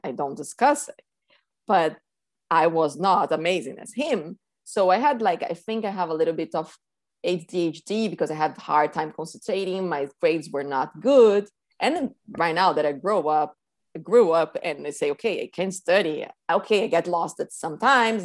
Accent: São Paulo, Brazil; moved away as an adult; now in Key Biscayne, United States; I grew up in Sao Paulo, Brazil, and I moved here almost eight years ago.

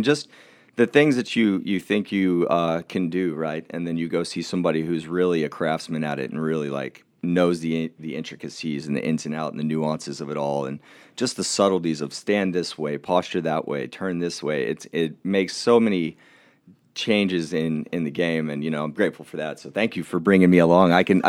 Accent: Oklahoma, United States; I grew up in Oklahoma.

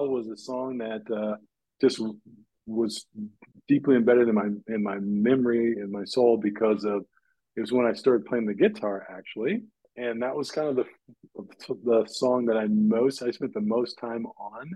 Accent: Bellevue, Nebraska, United States; I grew up in Bellevue, Nebraska. Yeah, my dad was in the military, so yep, grew up in Bellevue

